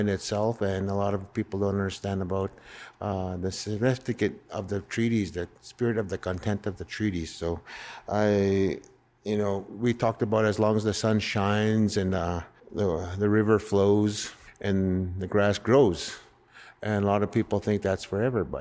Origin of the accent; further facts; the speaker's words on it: North Battleford, Saskatchewan, Canada; also born or lived in Red Pheasant Reserve; I grew up in North Battleford